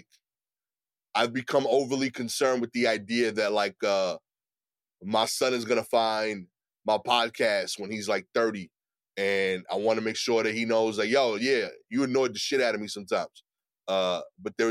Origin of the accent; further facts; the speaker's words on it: New York City, New York, United States; as an East New York dude